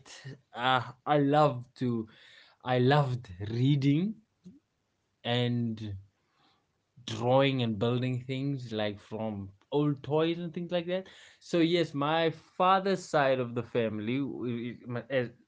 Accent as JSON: {"language": "English", "region": "Western Cape", "country": "South Africa", "tie": "born or raised there", "said": "I grew up in Western Cape."}